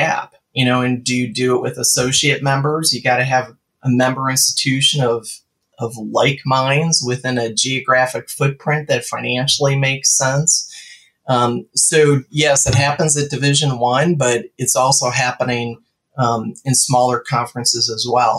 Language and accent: English; Wisconsin, United States; I grew up in Wisconsin